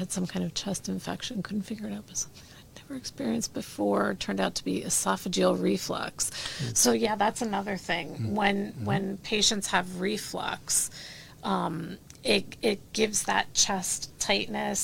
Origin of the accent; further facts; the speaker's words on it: New Jersey, United States; I'm from Jersey.